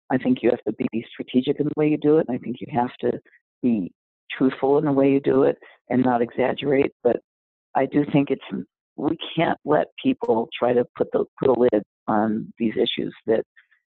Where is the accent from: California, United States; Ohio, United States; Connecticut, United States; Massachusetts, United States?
California, United States; Los Angeles; I grew up in South Central LA.